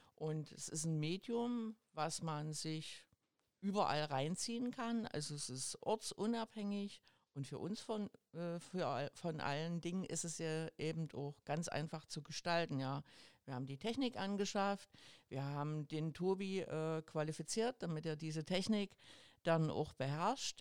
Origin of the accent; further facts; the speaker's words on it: GDR, East Germany, Germany; also born or lived in Bischofswerda / Schwedt an der Oder / Potsdam / Dresden; ich bin in der DDR groß geworden